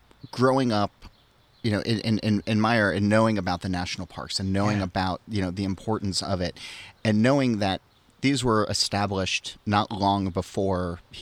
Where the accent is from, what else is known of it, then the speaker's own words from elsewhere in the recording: New Jersey, United States; growing up in New Jersey